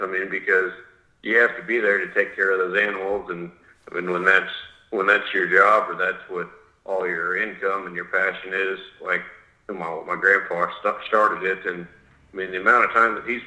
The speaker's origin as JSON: {"language": "English", "town": "Goessel", "region": "Kansas", "country": "United States", "tie": "born or raised there", "said": "So I grew up in Goessel, Kansas, which is about 30 or 40 minutes straight north of Wichita"}